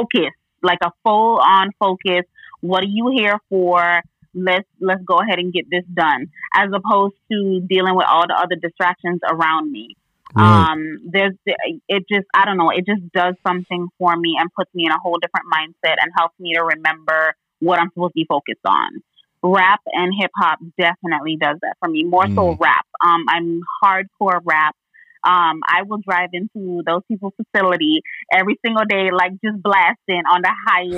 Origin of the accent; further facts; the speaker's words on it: U.S. Virgin Islands; now in Florida, United States; I am from the U.S. Virgin Islands. I'm from St. Croix.